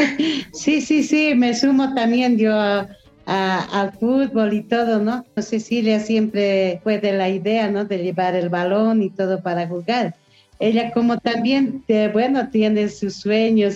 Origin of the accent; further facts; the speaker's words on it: Bolivia; en mi país, mucha discriminación hacia la mujer de pollera